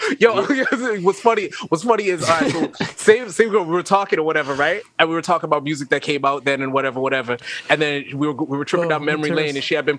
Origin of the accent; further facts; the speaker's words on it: Florida, United States; I'm from Florida